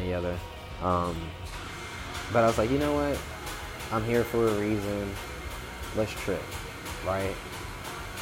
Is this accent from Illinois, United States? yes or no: yes; Chicago, Illinois, United States; moved away; also born or lived in Atlanta; I'm born in Chicago